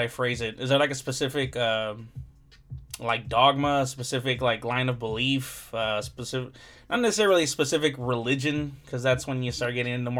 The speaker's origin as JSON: {"language": "English", "town": "Compton", "region": "California", "country": "United States", "tie": "born or raised there", "said": "I grew up in Compton, so, and like I'm still here in Compton"}